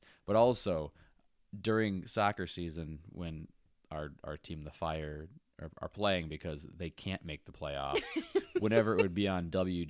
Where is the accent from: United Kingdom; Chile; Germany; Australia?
United Kingdom; England; I'm an English person. I read books.